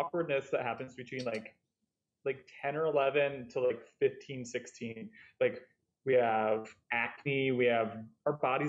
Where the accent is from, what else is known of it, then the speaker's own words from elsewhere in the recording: Connecticut, United States; I'm from Connecticut